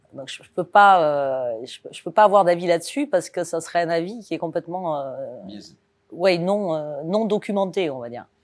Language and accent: French; Cannes, Provence-Alpes-Côte d'Azur, France; moved away as an adult; also born or lived in Toulon / Nice / Toulouse; je suis né à Cannes, sur la Côte d'Azur. Donc autant vous dire que euh, partir à Paris, euh, quand on est né à Cannes et qu'on a grandi face à la mer